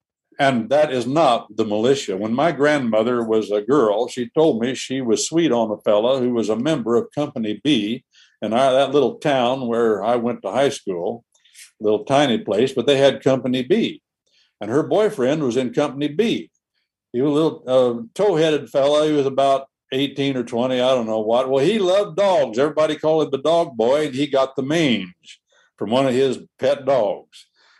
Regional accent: Georgia, United States; born there; when I was born, right on my birth certificate, it tells right when I was born what militia district I was born into in Georgia.

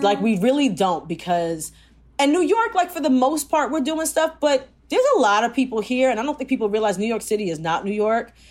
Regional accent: Jamaica; I'm Jamaican

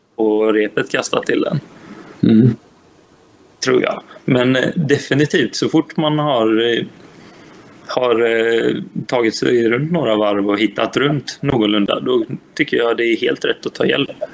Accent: Gothenburg, Västra Götaland, Sweden; jag är göteborgare

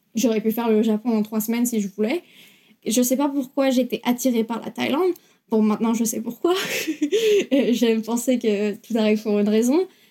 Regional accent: Bourgoin-Jallieu, Auvergne-Rhône-Alpes, France; moved away as an adult; now in New Zealand; Je viens de Bourgoin-Jallieu, mais en général, je dis Lyon

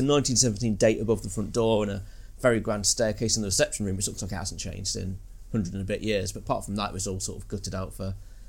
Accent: Leicestershire, East Midlands, United Kingdom; moved away as an adult; also born or lived in Nuneaton; Born and raised in Leicestershire, went to school there, college

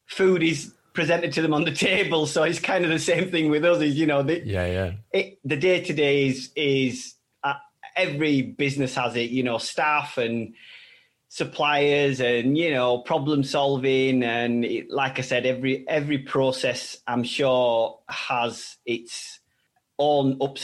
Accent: Bradford, Yorkshire and the Humber, United Kingdom; moved away as an adult; also born or lived in France; We set up here in Bradford, in my hometown

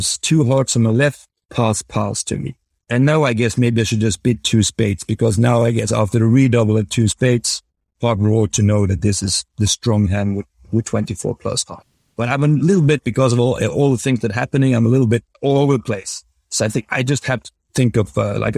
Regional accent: Norway; growing up in Norway

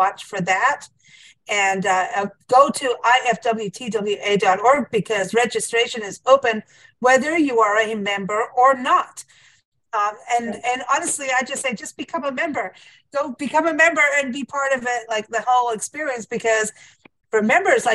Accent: South Africa; moved away; you're in my home country

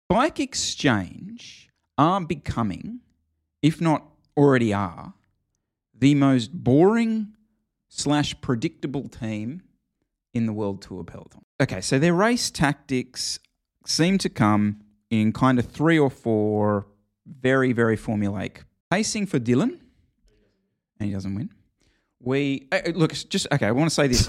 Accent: Australia; as an Australian

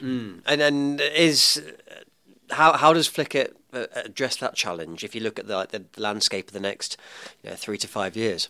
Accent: England, United Kingdom; now in New Zealand; I am an Englishman in New Zealand

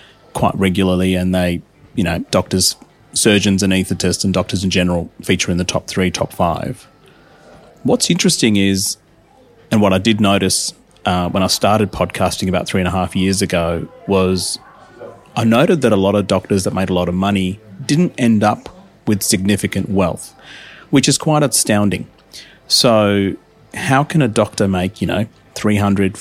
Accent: Adelaide, South Australia, Australia; moved away as an adult; also born or lived in India; now in Melbourne, Australia; I grew up in Adelaide for about 10, 11 years, did my primary school and high school there

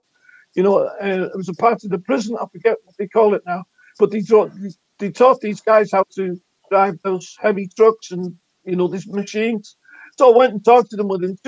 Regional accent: Russia; I'm from Russia, and I'm cutting the grass.

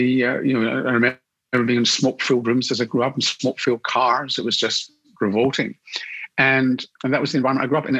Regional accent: Glasgow, Scotland, United Kingdom; moved away as an adult; also born or lived in London; now in Sydney, Australia; I grew up in Glasgow in the west of Scotland

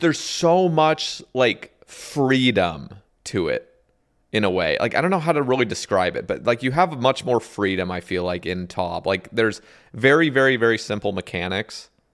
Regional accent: Oregon, United States; moved away; also born or lived in Alabama; we're from Oregon, you know, we just have, like, the boring accent

